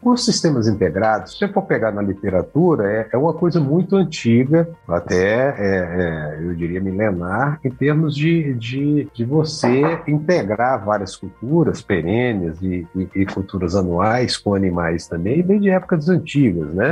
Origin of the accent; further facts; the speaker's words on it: Brasília, Federal District, Brazil; also born or lived in Maceió, Alagoas; now in Sinop, Brazil; E aos quatro anos é, nos, nos, mudamos para Brasília e fui criado lá